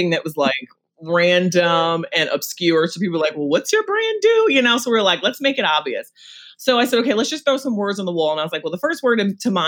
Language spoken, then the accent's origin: English; New York City, New York, United States; we're both from Brooklyn.